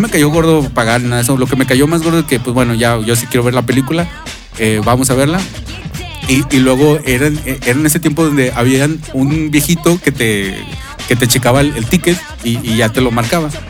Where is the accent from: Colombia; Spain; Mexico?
Mexico; somos mexicanos